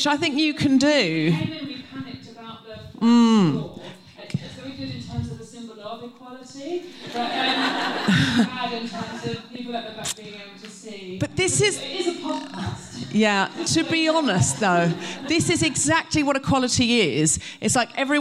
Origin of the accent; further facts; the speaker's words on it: Australia; now in United Kingdom; I was raised in Australia